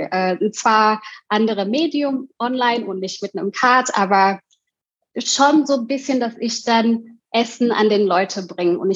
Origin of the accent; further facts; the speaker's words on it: Indonesia; Und ich komme aus Indonesien und in Indonesien ähm, hat man sehr viele äh, Straßenessen, also Streetfood.